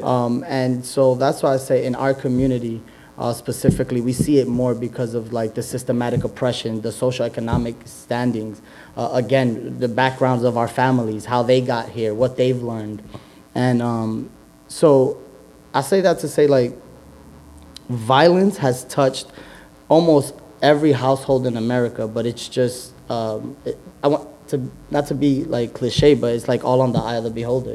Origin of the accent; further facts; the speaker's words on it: Yonkers, New York, United States; I grew up in Yonkers, born and raised